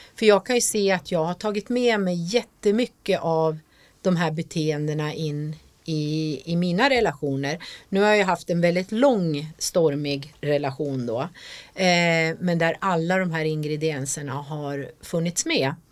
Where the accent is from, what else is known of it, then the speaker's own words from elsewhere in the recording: Jämtland, Sweden; jag kommer ju från Jämtland